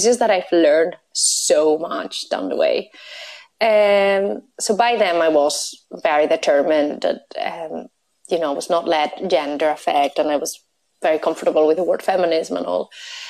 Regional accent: Spain; English is a second language; now in Belfast, United Kingdom; So my random accent is a mix between my Spanish nationality and my Belfast living. So that's what you're hearing.

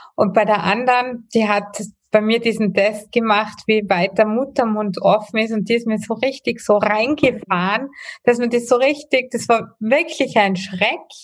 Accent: Austria; bei uns in Österreich

